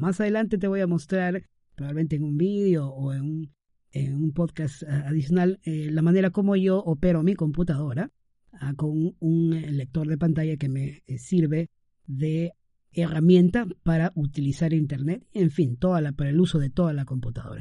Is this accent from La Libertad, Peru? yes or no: yes; Trujillo, La Libertad, Peru; transmitiendo desde la ciudad primaveral, Trujillo, mi ciudad natal